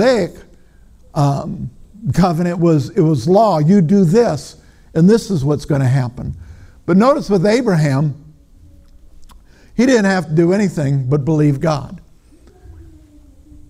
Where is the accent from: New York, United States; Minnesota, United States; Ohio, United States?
Minnesota, United States; I'm from Minnesota